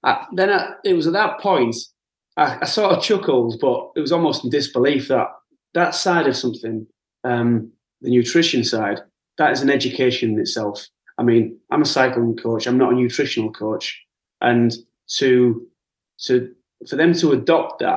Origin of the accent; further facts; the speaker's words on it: the Northeast, North East England, United Kingdom; I'm a lad from the Northeast, you know, I'm a white working class lad